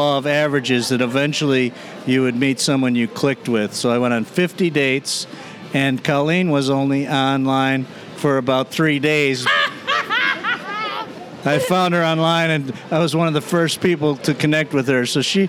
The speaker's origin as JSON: {"language": "English", "town": "Buffalo", "region": "New York", "country": "United States", "moved": "as an adult", "lives_now": "Jacksonville, United States", "said": "I'm originally from Buffalo, New York, the Queen City of New York."}